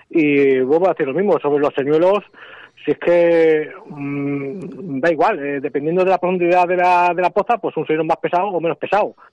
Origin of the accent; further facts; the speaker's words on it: Ávila, Castile and León, Spain; Eh, vengo de Ávila, así que fíjate.